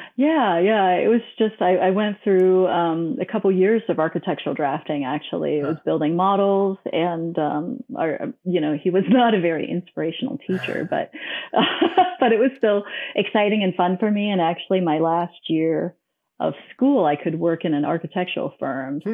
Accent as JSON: {"language": "English", "country": "Hong Kong", "tie": "born or raised there", "also_born_or_lived": "Minnesota / Arizona", "moved": "yes", "lives_now": "Denver, United States", "said": "I was born and I grew up in Hong Kong"}